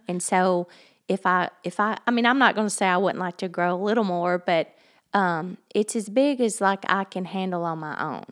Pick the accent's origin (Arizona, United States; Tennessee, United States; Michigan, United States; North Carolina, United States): Tennessee, United States; Hartsville; Hartsville, it's my, it's my hometown. It's where I was raised